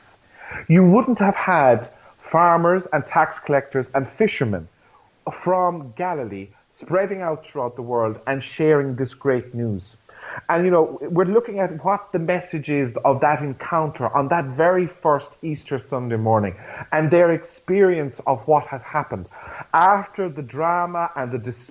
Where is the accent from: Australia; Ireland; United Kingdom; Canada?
Ireland; as an Irish church and as Irish Catholics